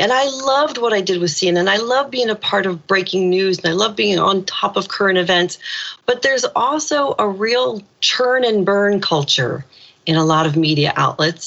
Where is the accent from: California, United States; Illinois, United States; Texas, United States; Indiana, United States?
Indiana, United States; moved away as an adult; now in Ireland; When I was a little kid growing up in Indiana